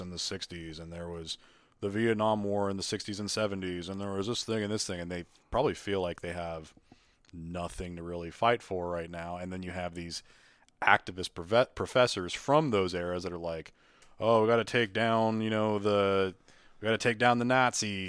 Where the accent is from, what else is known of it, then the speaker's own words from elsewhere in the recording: Appalachia, United States; I'm from the Appalachian area, probably one of the areas in the country that's easily forgotten